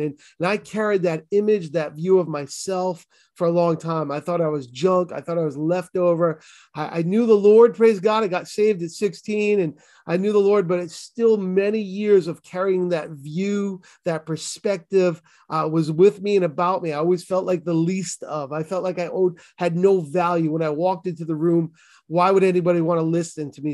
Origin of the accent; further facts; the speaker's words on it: Boston, Massachusetts, United States; accent: Boston; my Boston accent